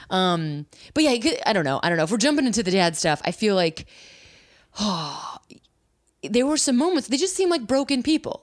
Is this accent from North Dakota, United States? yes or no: no; near the Wisconsin border, Illinois, United States; also born or lived in Chicago; I'm right from the border of Wisconsin